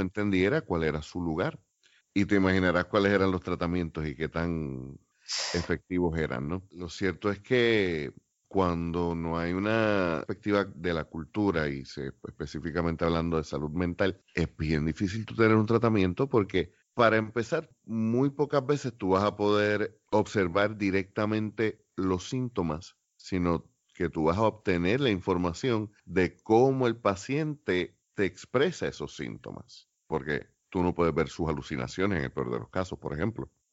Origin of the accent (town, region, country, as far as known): Puerto Rico